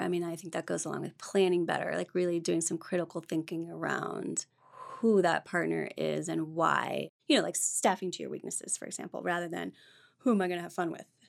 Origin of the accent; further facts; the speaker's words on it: Ohio, United States; moved away as an adult; also born or lived in Granville, Ohio / Colorado; Originally, I'm from Ohio